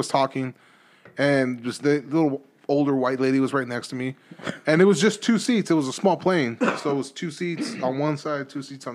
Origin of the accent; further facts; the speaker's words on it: Texas, United States; I'm coming from Texas